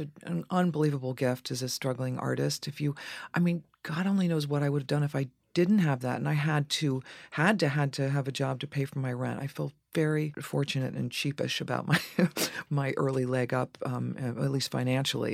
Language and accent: English; Dayton, Ohio, United States; also born or lived in Boston / Cincinnati; from Cincinnati to Dayton, Ohio, where I spent my formative years